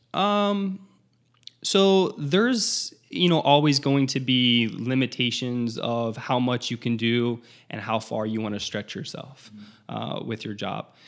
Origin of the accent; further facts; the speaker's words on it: South Florida, United States; I'm from South Florida.